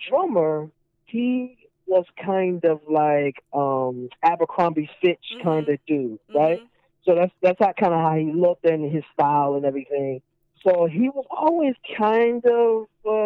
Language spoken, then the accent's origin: English; North Carolina, United States; moved away as an adult; also born or lived in Brooklyn, New York; now in New York, United States; I'm from North Carolina originally